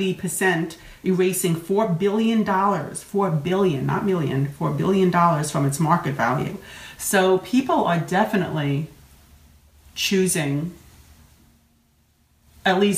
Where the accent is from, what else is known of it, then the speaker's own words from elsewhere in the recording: New York, United States; accent: New York; there's my accent from New York.